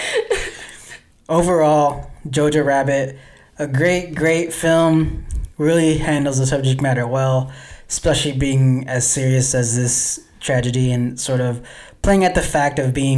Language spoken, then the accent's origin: English; United States; I'm American.